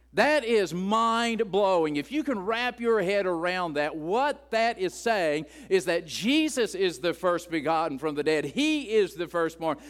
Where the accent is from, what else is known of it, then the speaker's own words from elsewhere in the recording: West Virginia, United States; as an Appalachian growing up in the hills of West Virginia